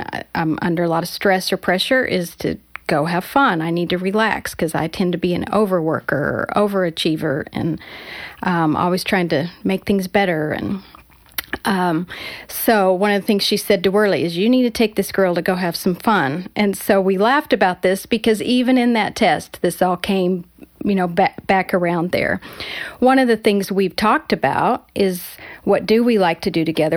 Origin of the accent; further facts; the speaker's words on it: Colorado, United States; moved away as an adult; also born or lived in Southern California; we were in college in Southern California, and I came from Colorado